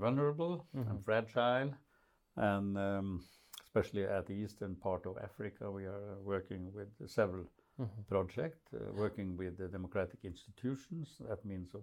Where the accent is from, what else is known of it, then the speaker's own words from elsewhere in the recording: Molde, Møre og Romsdal, Norway; I was born and grew up in a little town called Molde